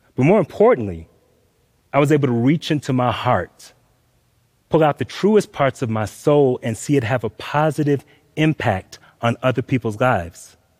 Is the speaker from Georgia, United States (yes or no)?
yes; Atlanta, Georgia, United States; I grew up in Atlanta, Georgia.